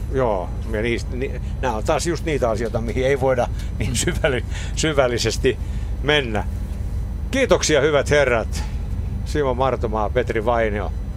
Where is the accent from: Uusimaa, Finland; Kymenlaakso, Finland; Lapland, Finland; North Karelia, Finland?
Kymenlaakso, Finland; Me ollaan molemmat Kymenlaaksosta kotoisin